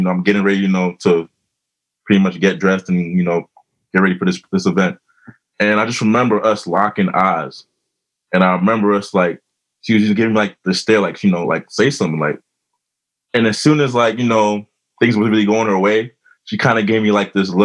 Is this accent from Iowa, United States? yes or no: no; New York City, New York, United States; now in Elmont, United States; I was born in Brooklyn, but I live in Elmont now.